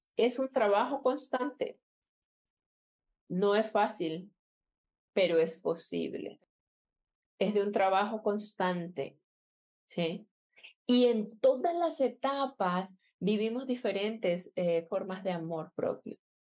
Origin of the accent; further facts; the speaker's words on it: Colombia; donde yo nací en Colombia